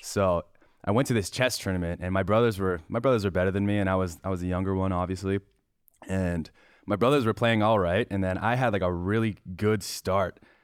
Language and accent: English; Parry Sound, Ontario, Canada; also born or lived in Shawanaga First Nation; Perry Sound, Canada, but I grew up on a reservation called Shawanaga First Nation